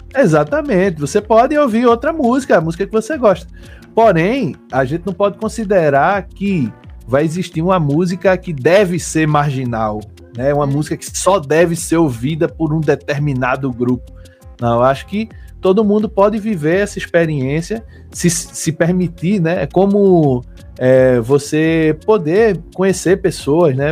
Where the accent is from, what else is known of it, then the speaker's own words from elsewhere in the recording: Olinda, Pernambuco, Brazil; also born or lived in Recife; sou pernambucano, nascido em Recife, criado em Olinda